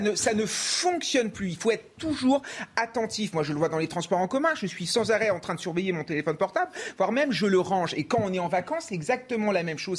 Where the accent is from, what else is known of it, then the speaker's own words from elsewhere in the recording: France; en tant que Français